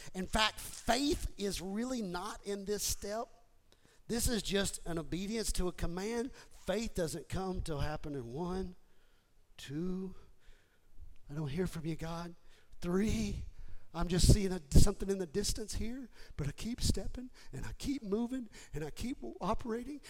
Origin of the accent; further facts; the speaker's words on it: Houston, Texas, United States; I was raised in Houston